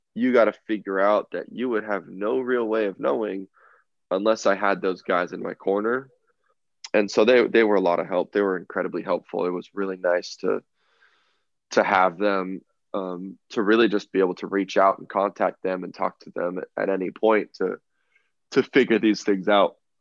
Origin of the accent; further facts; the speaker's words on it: Southern California, United States; growing up in Southern California